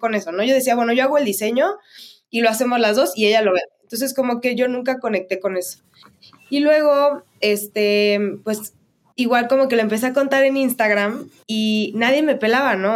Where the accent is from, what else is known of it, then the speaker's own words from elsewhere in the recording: Mexico; soy mexicana